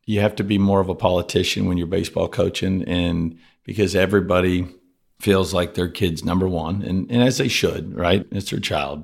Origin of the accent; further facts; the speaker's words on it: Rockport, Texas, United States; also born or lived in Cuero, Texas; I spent, uh, first ten years of my life on the coast in Rockport. It's kind of a small little town right by Corpus